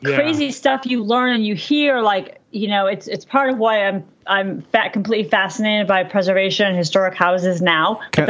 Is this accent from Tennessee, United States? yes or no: no; Boston, Massachusetts, United States; I'm actually I consider myself from Boston. So that's a whole nother conversation. Oh, wow. I mean, I grew up in Boston.